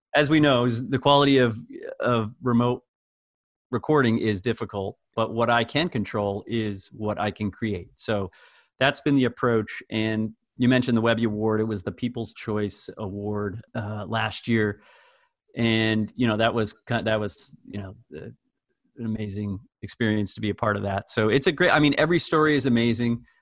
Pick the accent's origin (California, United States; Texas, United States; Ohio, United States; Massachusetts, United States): Massachusetts, United States; outside Springfield, Western; I grew up in Western Massachusetts, uh, just outside of Springfield, Massachusetts.